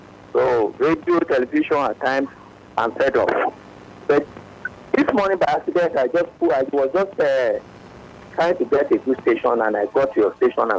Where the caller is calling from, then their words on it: Ikorodu, Lagos, Nigeria; I'm calling from Ikorodu.